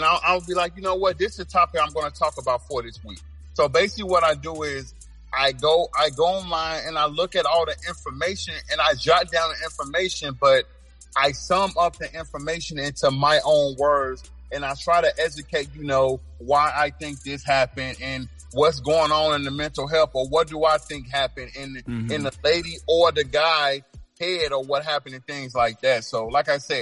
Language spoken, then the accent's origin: English; Chicago, Illinois, United States; I'm originally from Chicago, Illinois. I'm from the South Side.